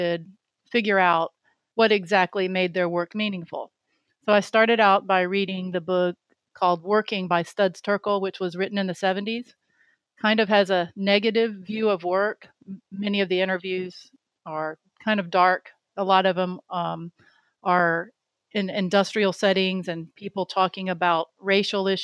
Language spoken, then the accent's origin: English; Jacksonville, Florida, United States; moved away as an adult; also born or lived in Miami, Florida; now in North Carolina, United States; I grew up in Jacksonville, Florida